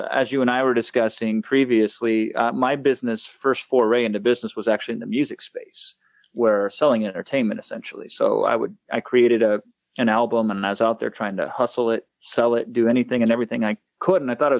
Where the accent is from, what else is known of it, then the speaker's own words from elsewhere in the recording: Iowa, United States; moved away as an adult; now in Los Angeles, United States; I am a 35-year-old man that still thinks he's a small-town Iowa boy because I grew up in the Midwest until like 3 years ago, moved out to here. I'm in Los Angeles now, but I've always kind of kept that Midwest values.